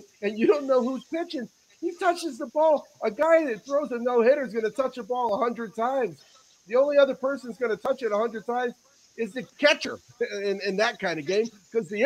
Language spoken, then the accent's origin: English; Northeast, United States; I'm from the Northeast